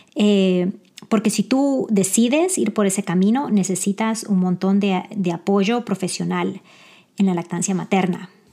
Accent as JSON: {"language": "Spanish", "country": "El Salvador", "moved": "yes", "lives_now": "Virginia, United States", "said": "yo soy salvadoreña"}